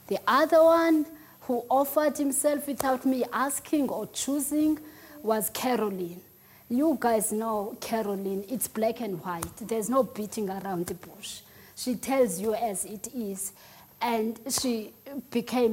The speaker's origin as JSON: {"language": "English", "region": "Eastern Cape", "country": "South Africa", "second_language": "English", "moved": "yes", "said": "I'm from the Eastern Cape. I'm very much Xhosa."}